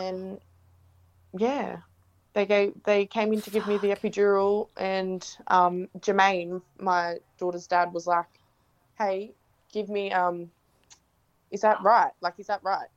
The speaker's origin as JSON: {"language": "English", "town": "Gerringong", "region": "New South Wales", "country": "Australia", "said": "I'm from Gerringong, New South Wales"}